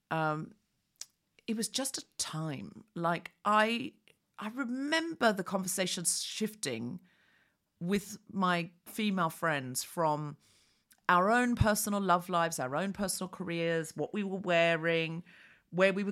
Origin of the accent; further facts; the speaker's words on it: Sydney, New South Wales, Australia; I am definitely Sydney.